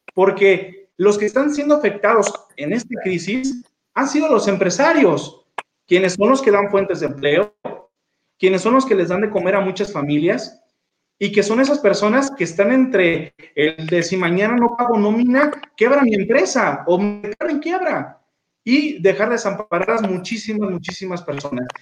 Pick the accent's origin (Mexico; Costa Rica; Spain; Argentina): Mexico